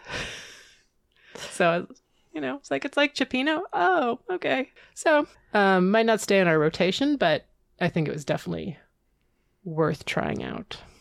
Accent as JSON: {"language": "English", "region": "California", "country": "United States", "said": "As a Californian, you get you get the gold rush and you get the missions"}